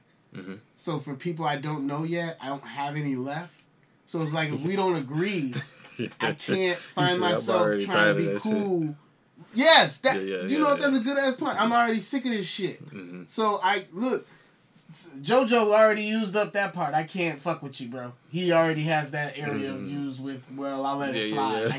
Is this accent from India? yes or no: no; Chicago, Illinois, United States; I'm still from Chicago.